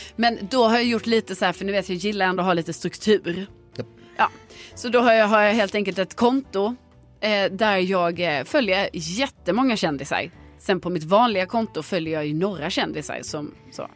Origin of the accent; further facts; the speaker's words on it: Lund, Skåne, Sweden; moved away; hemma i Lund